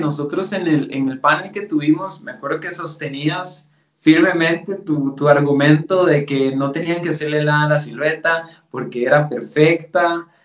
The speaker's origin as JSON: {"language": "Spanish", "country": "Costa Rica", "also_born_or_lived": "Germany", "accent": "Costa Rican", "first_language": "Spanish", "moved": "as an adult", "said": "yo soy costarricense y, tengo un acento particular de Costa"}